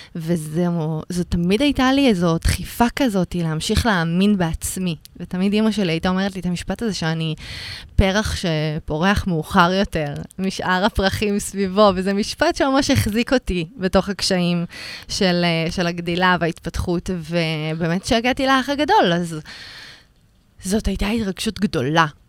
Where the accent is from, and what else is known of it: Rishon LeZion, Central District, Israel; born or raised there